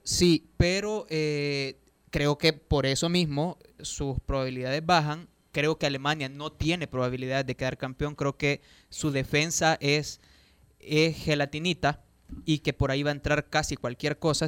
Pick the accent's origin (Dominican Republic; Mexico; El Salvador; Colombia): El Salvador; a los salvadoreños debería de importarnos